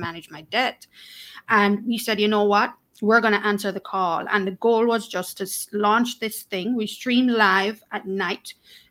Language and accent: English; Jamaica; also born or lived in Kingston; I am Jamaican, born and raised, still living in Kingston